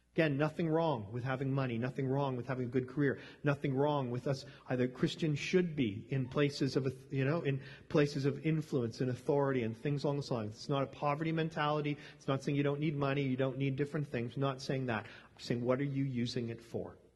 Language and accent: English; Canada; growing up in Canada